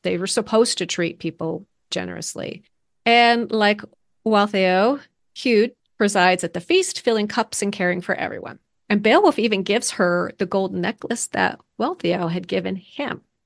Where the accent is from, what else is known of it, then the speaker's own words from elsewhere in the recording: United States; as an American growing up learning